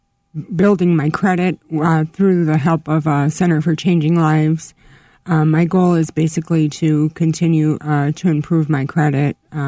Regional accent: Chicago, Illinois, United States; Well, I am a Chicago native, born and raised on the South Side, Bridgeport.

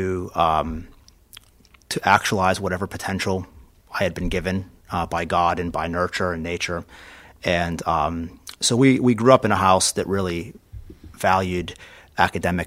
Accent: Pittsburgh, Pennsylvania, United States; I grew up in the Mount Washington section of the city and went to St. Mary of the Mount.

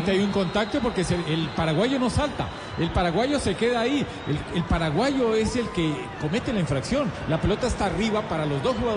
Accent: Colombia; yo también soy colombiano

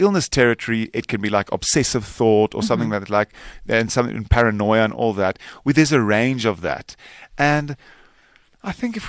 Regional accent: South Africa; first language Afrikaans; English is a second language; Most of the dialogue is in Afrikaans because that's my native tongue.

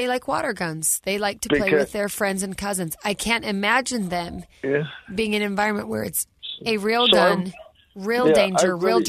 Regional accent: Ogden, Utah, United States; Like, I grew up in Ogden, Utah

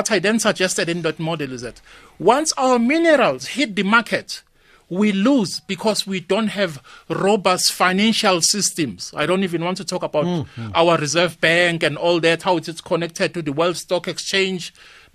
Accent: South Africa; we are a South African

